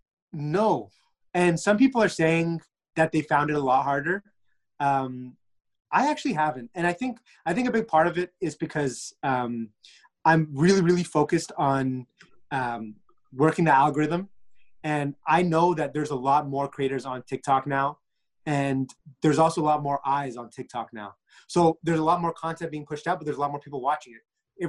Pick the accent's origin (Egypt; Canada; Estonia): Egypt; I'm Egyptian.